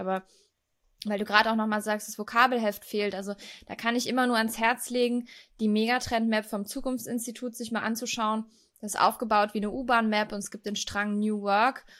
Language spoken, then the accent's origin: German; Echtweil, North Rhine-Westphalia, Germany; moved away; Also das Wochenende werde ich dann in Echtweil an meiner Heimat verbringen